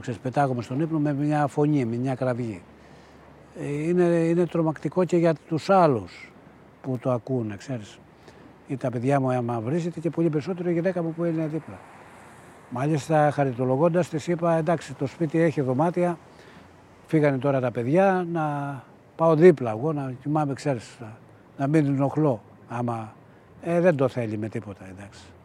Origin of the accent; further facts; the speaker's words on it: Agia Efthymia, Central Greece, Greece; now in United States; το χωριό μου, η Αγία Ευθυμία